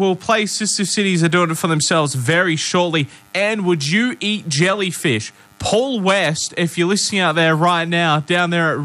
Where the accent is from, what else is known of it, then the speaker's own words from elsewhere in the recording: Adelaide, South Australia, Australia; moved away; a friend of mine who I grew up with in Adelaide